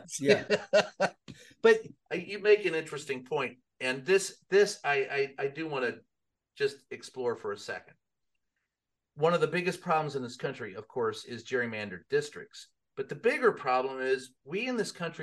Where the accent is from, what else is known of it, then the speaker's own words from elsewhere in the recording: the South, United States; I grew up in the South